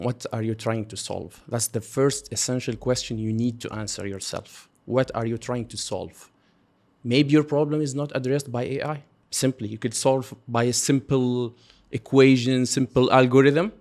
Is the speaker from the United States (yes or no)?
no; Tunisia; now in Qatar; I'm from Tunisia. We are actually both Tunisian.